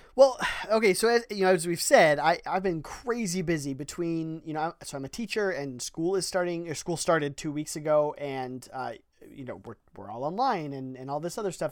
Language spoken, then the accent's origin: English; Ohio, United States; we're from Ohio